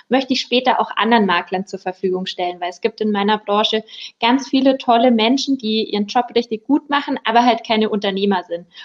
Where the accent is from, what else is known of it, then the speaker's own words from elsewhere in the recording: Peiting, Bavaria, Germany; Also ich bin 28, ich komme aus der Großstadt Peiting